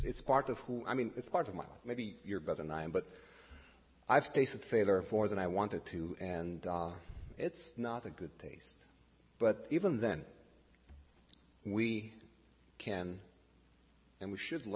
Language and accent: English; Bucharest, Romania; English is a second language; moved away as an adult; now in Canada; born and raised in Romania, like I said. Bucharest was for 45 years my hometown